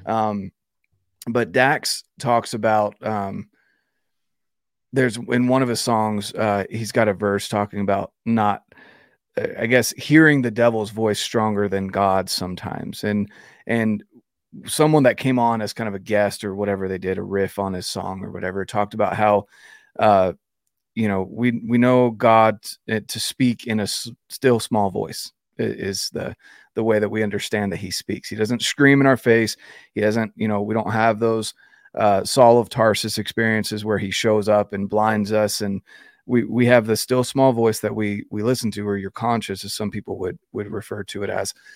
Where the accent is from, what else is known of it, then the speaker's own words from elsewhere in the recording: Fayetteville, North Carolina, United States; I was raised in North Carolina